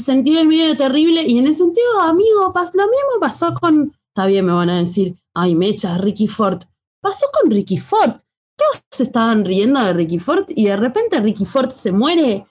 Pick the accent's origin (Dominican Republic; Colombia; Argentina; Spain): Argentina; nosotros como pueblo argentino